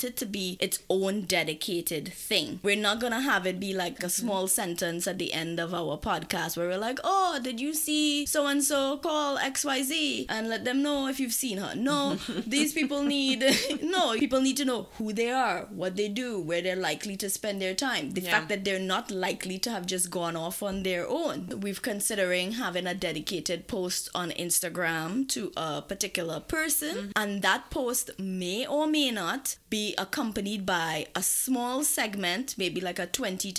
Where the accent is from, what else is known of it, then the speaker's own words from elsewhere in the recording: Trinidad & Tobago; moved away; I am coming from Trinidad